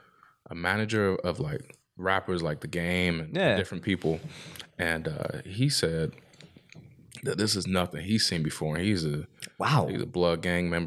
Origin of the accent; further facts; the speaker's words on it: Chicago, Illinois, United States; growing up in Chicago